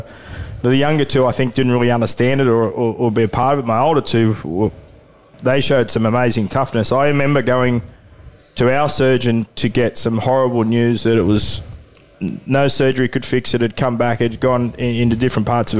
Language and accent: English; Newcastle, New South Wales, Australia; I went to school with my with Sharni at the time and we grew up in Newcastle